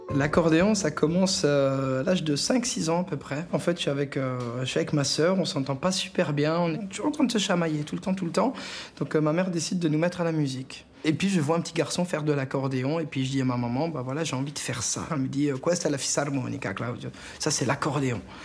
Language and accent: French; Alsatian village, Grand Est, France; mes enfants, bah, ils peuvent grandir là où j'ai grandi. Ils sont dans les mêmes champs, dans les vignes, voilà, dans les mêmes rues